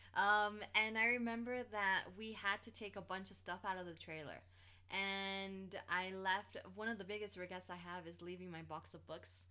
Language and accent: English; Bradenton, Florida, United States; moved away; we left Bradenton, Florida, in my hometown